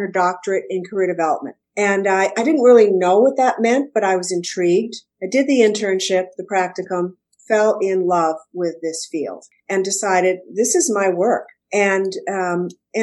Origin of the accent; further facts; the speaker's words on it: Waterville, Maine, United States; also born or lived in Boston, Massachusetts / Portland, Maine; I'm a Maine gal. I grew up in Waterville